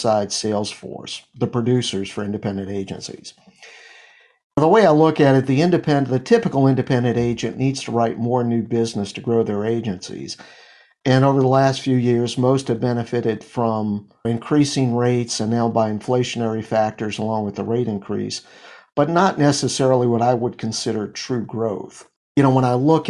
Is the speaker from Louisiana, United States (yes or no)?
yes; New Orleans, Louisiana, United States; My hometown